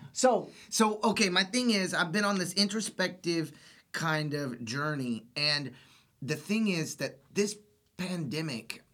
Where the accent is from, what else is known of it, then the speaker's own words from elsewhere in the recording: Austin, Texas, United States; I grew up here in Austin. I was born and raised in Austin